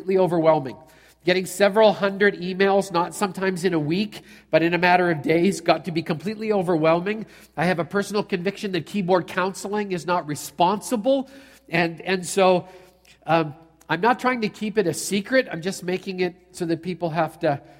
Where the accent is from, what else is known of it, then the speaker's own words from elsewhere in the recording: Canada; I'm a Canadian